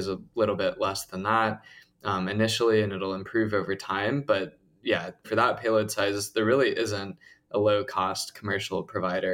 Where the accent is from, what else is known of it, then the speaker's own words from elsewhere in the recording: Plano, Texas, United States; I grew up in Texas, went to public school there